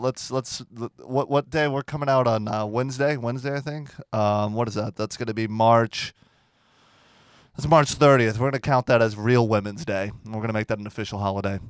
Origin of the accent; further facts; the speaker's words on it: Port St. Lucie, Florida, United States; moved away; if you take ninety-five south, my hometown, it's, like, the exit by the dump